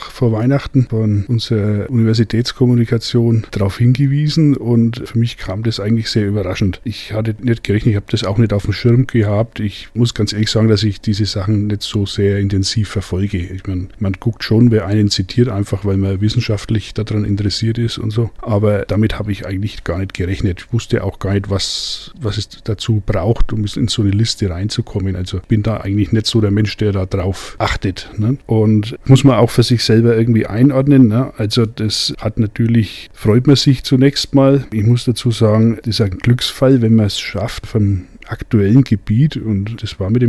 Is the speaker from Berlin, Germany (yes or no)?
no; Bavaria, Germany; Also in Mittelfranken, wo ich herkomme, äh, da sind die Bratwürste eher grob von der Fleischkonsistenz